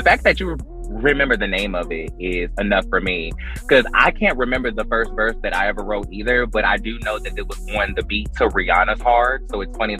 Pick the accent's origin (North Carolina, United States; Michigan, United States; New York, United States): North Carolina, United States; Fayetteville; moved away; Because I'm from Fayetteville.